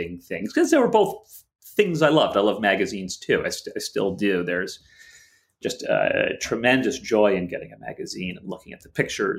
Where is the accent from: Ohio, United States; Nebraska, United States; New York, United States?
New York, United States; the greater New York area, United States; the New York, the greater New York area